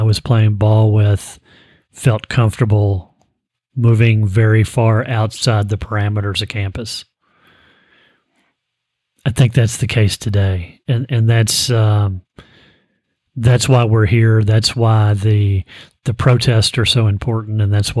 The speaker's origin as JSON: {"language": "English", "town": "Frankfort", "region": "Kentucky", "country": "United States", "tie": "born or raised there", "said": "I grew up in Frankfort, Kentucky."}